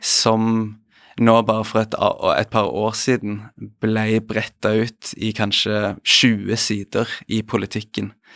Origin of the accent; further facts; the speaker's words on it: Stavanger, Rogaland, Norway; moved away; er hjemme i Stavanger